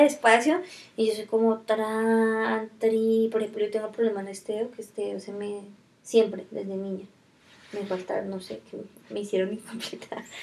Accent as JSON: {"language": "Spanish", "town": "Fusagasugá", "region": "Cundinamarca", "country": "Colombia", "tie": "born or raised there", "also_born_or_lived": "Silvania", "said": "yo soy nací en Fusa"}